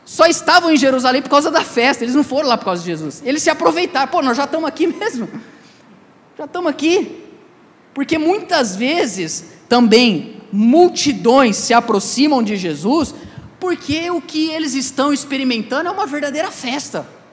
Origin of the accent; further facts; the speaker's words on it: Ribeirão Preto, São Paulo, Brazil; Eu sou de Ribeirão Preto